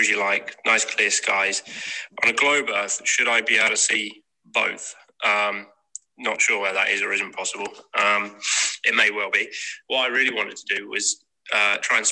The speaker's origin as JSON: {"language": "English", "region": "England", "country": "United Kingdom", "said": "I'm from England"}